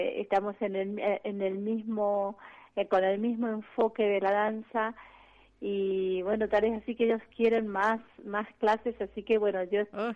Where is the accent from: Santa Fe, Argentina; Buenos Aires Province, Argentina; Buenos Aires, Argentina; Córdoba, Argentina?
Santa Fe, Argentina; Rosario; moved away; soy de Rosario